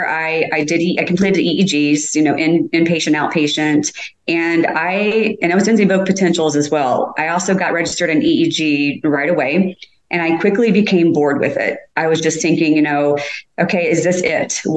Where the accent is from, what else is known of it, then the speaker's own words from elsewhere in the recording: Indianapolis, Indiana, United States; Born and raised in Indianapolis pretty much all my life